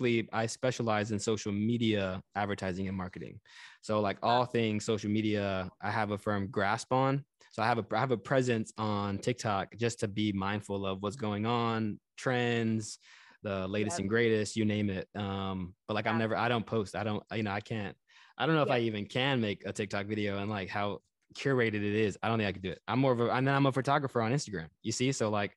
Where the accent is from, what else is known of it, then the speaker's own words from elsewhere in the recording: Texas, United States; also born or lived in California; So fun fact, I'm from Cali, if you want to say that. I was born there, military brat, moved around and then settled in Texas and then grew up in the South.